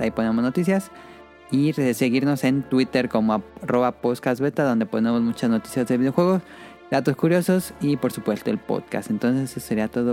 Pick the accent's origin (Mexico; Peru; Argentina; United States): Mexico; Morelia, Michoacán; nosotros somos de Morelia